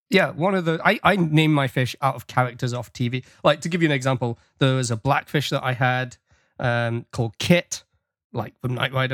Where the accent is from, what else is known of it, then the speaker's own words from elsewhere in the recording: England, United Kingdom; now in Canada; the fun that we had growing up with Star Trek in England